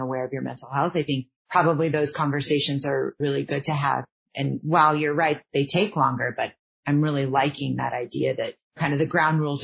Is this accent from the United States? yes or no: yes; Houston, Texas, United States; I'm from Houston